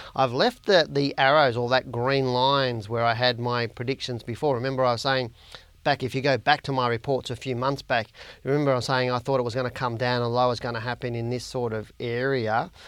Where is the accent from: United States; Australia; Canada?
Australia; accent: Australian; my Australian accent